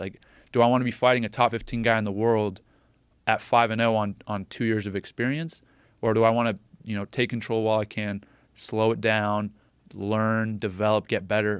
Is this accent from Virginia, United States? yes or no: no; State College, Pennsylvania, United States; my hometown in State College